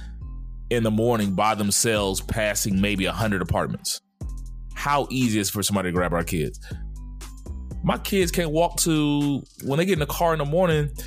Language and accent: English; Dallas, Texas, United States; I grew up in Dallas